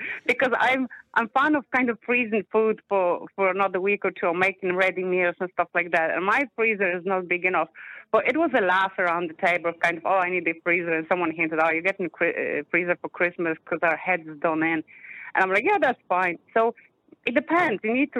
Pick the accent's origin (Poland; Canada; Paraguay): Poland; now in Ireland; I'm Polish.